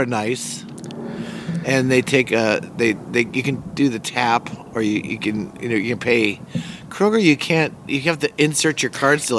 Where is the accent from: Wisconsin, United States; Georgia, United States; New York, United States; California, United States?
Wisconsin, United States; Milwaukee; now in Atlanta, United States; I grew up in Milwaukee